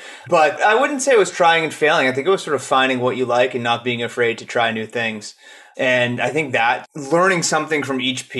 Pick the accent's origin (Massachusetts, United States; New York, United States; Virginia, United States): Massachusetts, United States; Boston; moved away as an adult; I am an East Coaster. I grew up in Boston and was there for the first 27 years of my life. Managed to get rid of the accent, though, mostly.